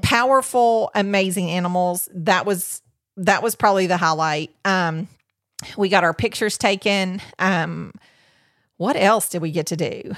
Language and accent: English; Tennessee, United States; We're from Tennessee.